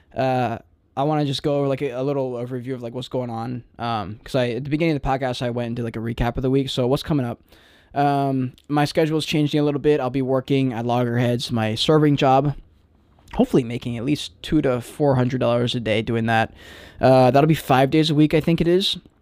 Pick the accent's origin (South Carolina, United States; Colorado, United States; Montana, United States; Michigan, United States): South Carolina, United States; Charleston; I'm living in Charleston, my hometown